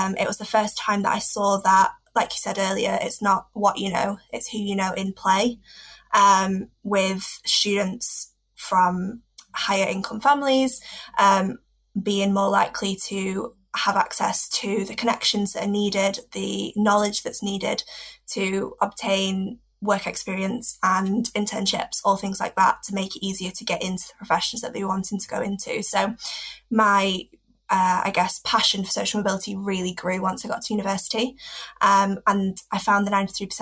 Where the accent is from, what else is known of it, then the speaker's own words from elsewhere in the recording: Preston, North West England, United Kingdom; I grew up in Preston